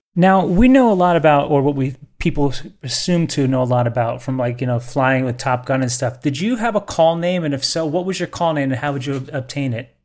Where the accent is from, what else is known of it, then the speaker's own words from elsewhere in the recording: New York City, New York, United States; I'm from New York City, so I know handball very well